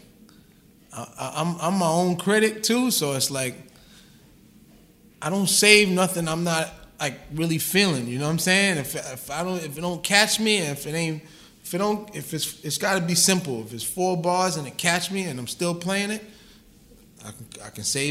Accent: New York City, New York, United States; I'm from South Jamaica, Queens.

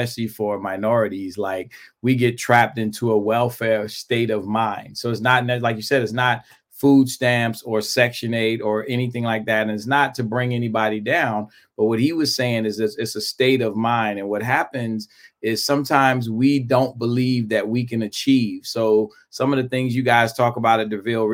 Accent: New York City, New York, United States; moved away; I grew up in Brooklyn, New York

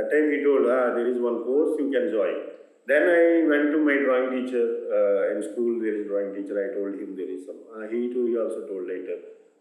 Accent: Andhra Pradesh, India; moved away as an adult; also born or lived in Visakhapatnam / Baroda; I born Andhra Pradesh, born in Andhra Pradesh village called Alagubilli. Small village.

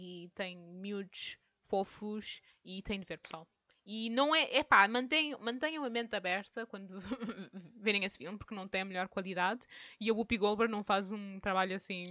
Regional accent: France; eu sou francesa, eu digo tantan.

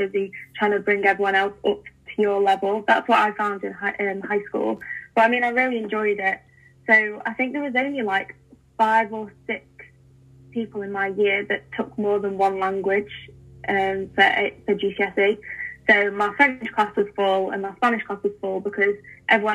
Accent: England, United Kingdom; as English people, as Brits

